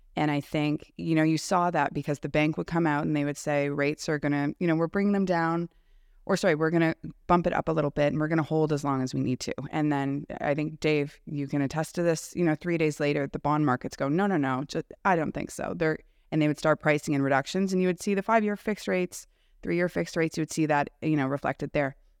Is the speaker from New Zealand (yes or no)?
no; Canada; I'm also a Canadian